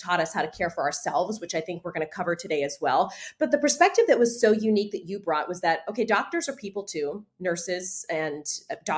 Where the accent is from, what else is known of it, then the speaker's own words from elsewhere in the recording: Pittsburgh, Pennsylvania, United States; I'm from Robinson, McKees Rocks, all the Italian people landed